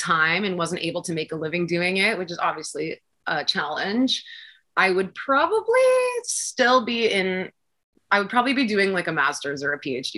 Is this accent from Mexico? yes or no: no; Toronto, Ontario, Canada; I am born and raised in Toronto